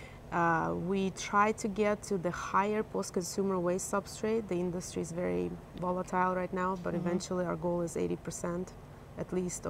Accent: Ukraine; now in North Carolina, United States; I'm originally from Ukraine.

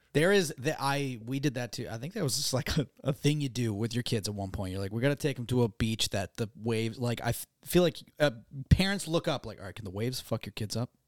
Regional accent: Gloucester, Massachusetts, United States; So we never had those in, in my hometown

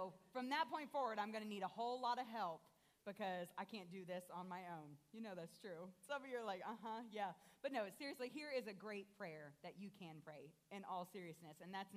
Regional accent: Columbus, Ohio, United States; now in Fort Wayne, United States; I grew up in Columbus, Ohio, which is very large compared to Fort Wayne

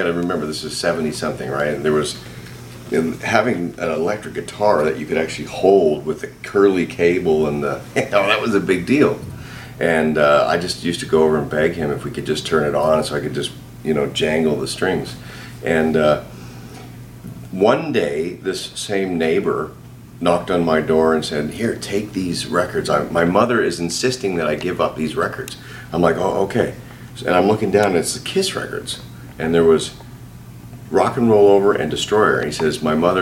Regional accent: Canada; I grew up in Canada. I'm Canadian

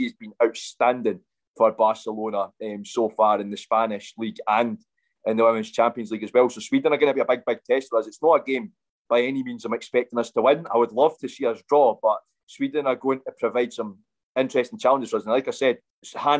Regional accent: Scotland, United Kingdom; as a Scotsman

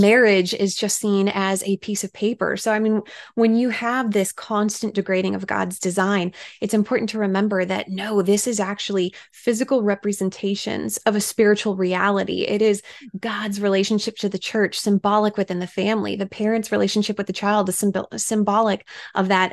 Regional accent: Washington, United States; moved away; I was able to speak in my home state of Washington

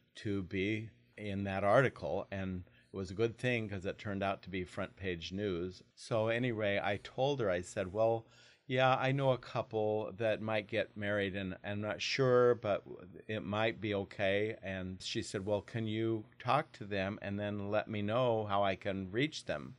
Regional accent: Portland, Oregon, United States; moved away as an adult; also born or lived in Idaho; now in Longview, United States; I grew up in Portland, Oregon.

